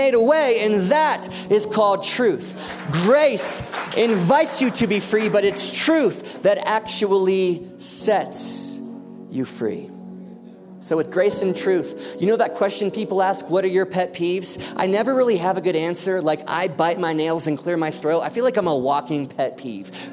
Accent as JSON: {"language": "English", "country": "United States", "said": "I'm an American"}